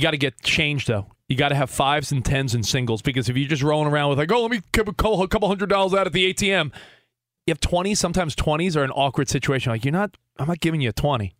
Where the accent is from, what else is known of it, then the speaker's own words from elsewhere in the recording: New York, United States; now in Los Angeles, United States; I'm a white dude that was born in New York, live in LA now